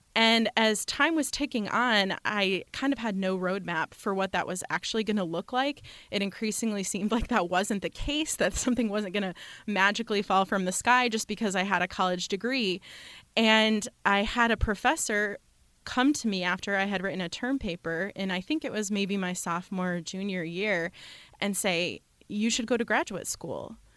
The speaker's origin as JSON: {"language": "English", "region": "Michigan", "country": "United States", "tie": "born or raised there", "moved": "yes", "lives_now": "Madison, United States", "said": "I grew up in Michigan"}